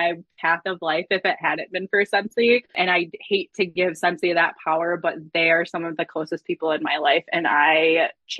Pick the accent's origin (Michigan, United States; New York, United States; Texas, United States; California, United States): Michigan, United States; I'm from Michigan